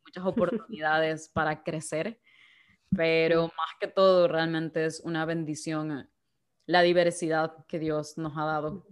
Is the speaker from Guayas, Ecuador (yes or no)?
yes; Guayaquil, Guayas, Ecuador; moved away as an adult; also born or lived in Belfast; de Guayaquil, Ecuador.